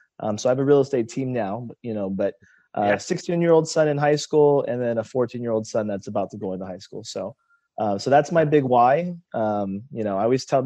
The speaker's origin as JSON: {"language": "English", "town": "Temple City", "region": "California", "country": "United States", "tie": "born or raised there", "said": "Born and raised in the Southern California, so in the San Gabriel Valley near Pasadena, grew up in a small city called Temple City"}